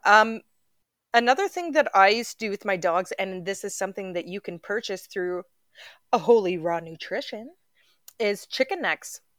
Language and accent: English; Canada; we're Canadian up here